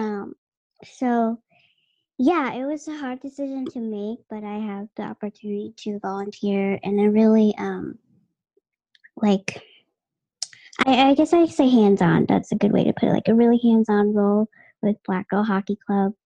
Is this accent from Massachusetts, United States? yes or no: yes; Boston, Massachusetts, United States; born and raised in Massachusetts and or Boston specifically. Dorchester, like you want to get real. Yeah, I'm from Dorchester